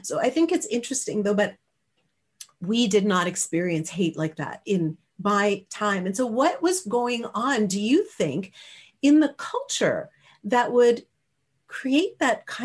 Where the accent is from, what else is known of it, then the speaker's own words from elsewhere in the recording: Canada; he, I'm Canadian, yeah, right?